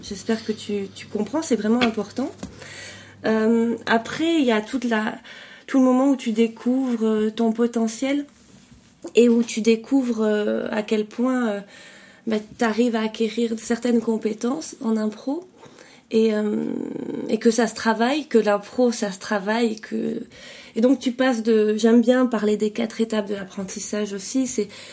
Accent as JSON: {"language": "French", "country": "France", "moved": "as an adult", "lives_now": "Belgium", "said": "je suis française d'origine, j'habite en Belgique depuis depuis 14 ans"}